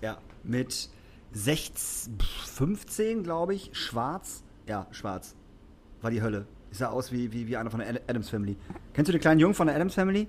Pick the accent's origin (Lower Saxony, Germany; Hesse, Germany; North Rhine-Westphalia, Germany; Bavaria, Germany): Lower Saxony, Germany; Emsbüren; also born or lived in Lingen; now in Hamburg, Germany; also Emsbüren, wo ich herkomme, dann bin ich nach Lingen gezogen und dann bin ich nach Hamburg gezogen